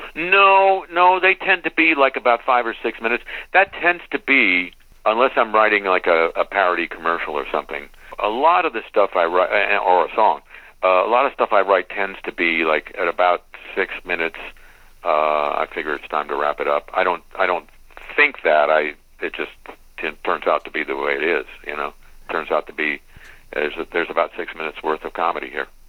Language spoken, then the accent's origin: English; West Coast, United States; I grew up on the West Coast